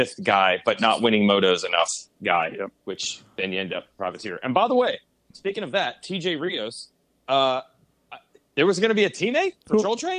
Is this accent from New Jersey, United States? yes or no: yes; New Jersey, United States; I'm from New Jersey.